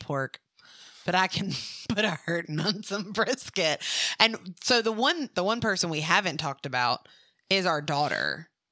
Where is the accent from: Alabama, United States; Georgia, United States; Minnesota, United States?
Alabama, United States; Mobile; moved away; also born or lived in Louisiana; I was born and raised in Mobile, which is where Mardi Gras originated